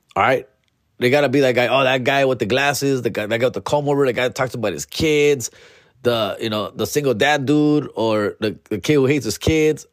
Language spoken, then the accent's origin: English; Huntington Park, California, United States; H P, my hometown